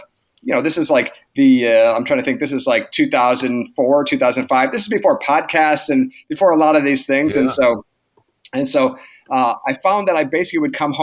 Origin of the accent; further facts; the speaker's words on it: Michigan, United States; moved away as an adult; now in Portland, United States; I'm from Michigan originally and graduated PT school in 2002